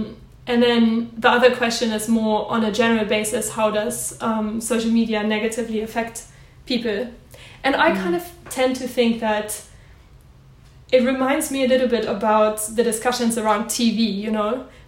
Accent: Germany; English is a second language; I'm German, as you can't tell from my accent.

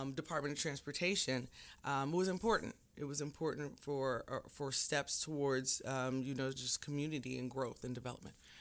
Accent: Jamaica; now in United States; I'm Jamaican.

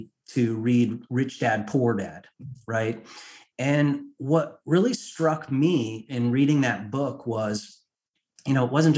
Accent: Connecticut, United States; moved away as an adult; also born or lived in Washington, D.C.; I was raised in Connecticut in a middle-class family

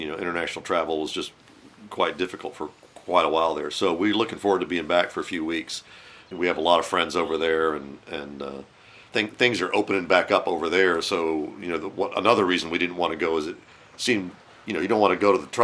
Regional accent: Winston-Salem, North Carolina, United States; I grew up here in Winston-Salem.

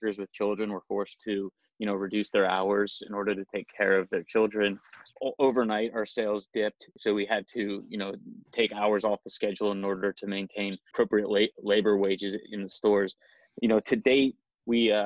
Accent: Dayton, Ohio, United States; now in Columbus, United States; we grew up, myself and my two co-founders, we grew up in Dayton

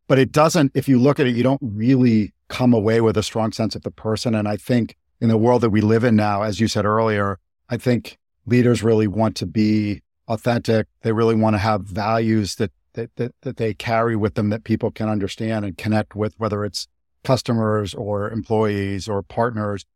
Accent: Boston, Massachusetts, United States; moved away as an adult; also born or lived in Japan; I grew up in Boston

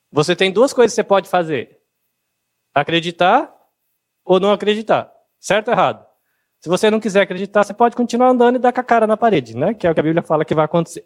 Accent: Brazil; O nosso país, o Brasil

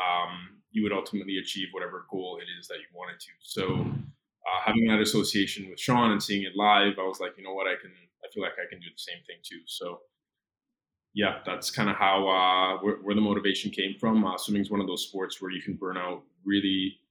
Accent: Cayman Islands; moved away as an adult; also born or lived in Gainesville, Florida / New York; now in Miami, United States; growing up on Grand Cayman, being surrounded by water, the beach was right there

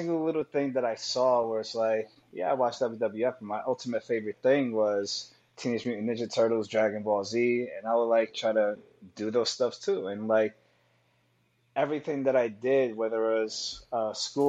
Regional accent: New York City, New York, United States; I grew up there, you know, during the 90s

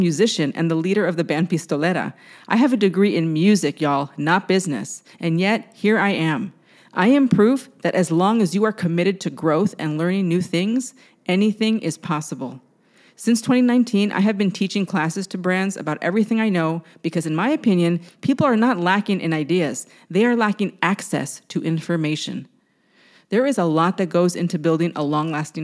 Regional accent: San Diego, California, United States; now in Brooklyn, United States; I was raised in San Diego

